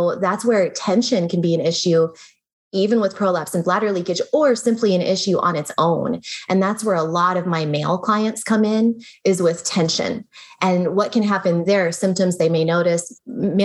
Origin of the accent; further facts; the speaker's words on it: United States; also born or lived in Germany; I'm talking more as an American